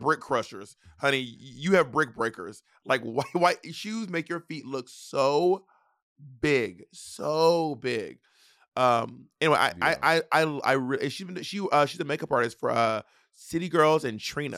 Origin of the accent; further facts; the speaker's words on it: the South, United States; I'm Southern